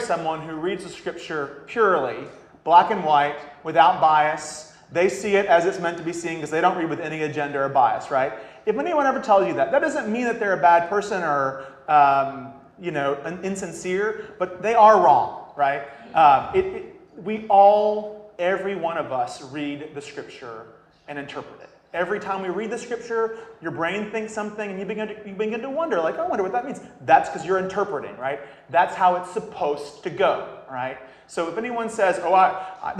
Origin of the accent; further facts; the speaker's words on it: the South, United States; I'm from the South